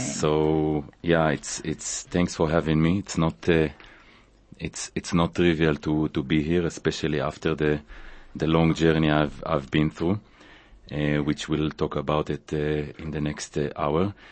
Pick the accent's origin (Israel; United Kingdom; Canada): Israel; moved away as an adult; also born or lived in Tanzania; now in South Africa; I was born in Israel